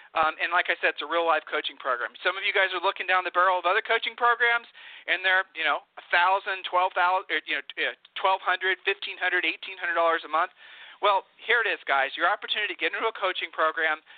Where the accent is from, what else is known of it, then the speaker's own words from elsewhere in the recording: Ohio, United States; moved away; we're from Ohio